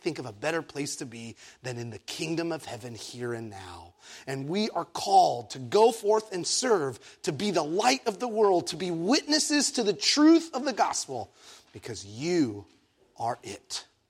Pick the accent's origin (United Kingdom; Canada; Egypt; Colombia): Egypt; now in San Diego, United States; I was born in Egypt